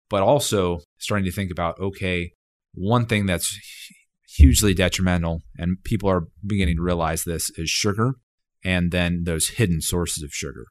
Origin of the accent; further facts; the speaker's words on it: Dallas, Texas, United States; moved away as an adult; also born or lived in Austin, Texas; now in Fayetteville, United States; I grew up in Dallas, Texas